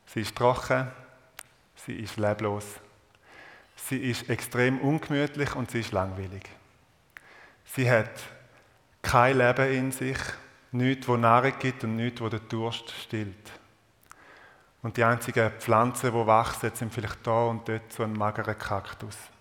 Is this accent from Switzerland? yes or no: yes; Eastern Switzerland, Switzerland; accent: Eastern Swiss German dialect; in meinem Ostschweizer Dialekt